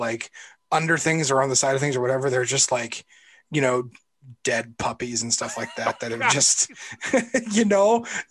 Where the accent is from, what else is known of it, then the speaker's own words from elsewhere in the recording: Iowa, United States; the Kmart in my hometown in Iowa when I'm like 10 years old